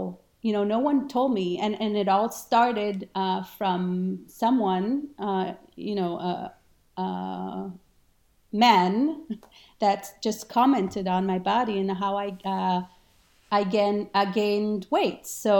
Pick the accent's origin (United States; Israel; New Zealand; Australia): Israel; English is a second language; moved away; also born or lived in Argentina; And yeah, I grew up in Israel for many years. I lived there, but I traveled to South America, and I was actually born in Argentina.